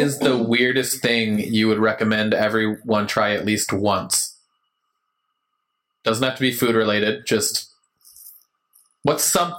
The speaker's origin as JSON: {"language": "English", "region": "West Coast", "country": "United States", "tie": "born or raised there", "moved": "yes", "said": "I grew up on the West Coast, right? So, but I got here."}